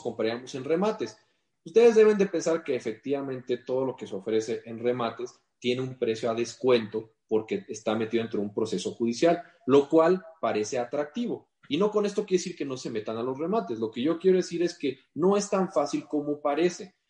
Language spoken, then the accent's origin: Spanish; Mexico